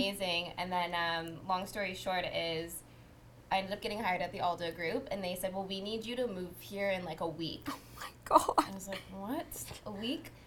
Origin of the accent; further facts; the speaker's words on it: Windsor, Ontario, Canada; moved away as an adult; now in Toronto, Canada; I'm from Windsor